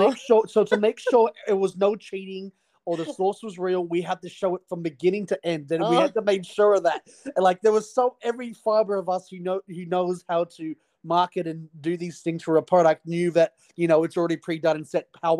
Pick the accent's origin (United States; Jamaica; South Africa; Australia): Australia; Okay, so no, I am fully Aussie, but I have worked...